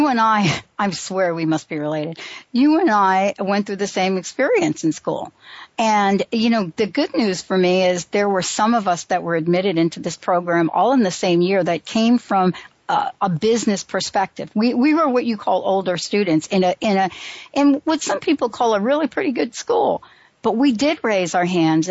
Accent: New York, United States; I grew up on Huntington. Well, after we moved, you know, from under the L, I moved to the by Throgs Neck

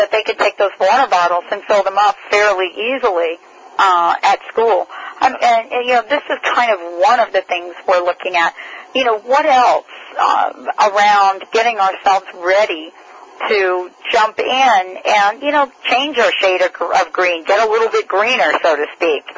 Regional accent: United States; also born or lived in New York; I'm from New Jersey and New York

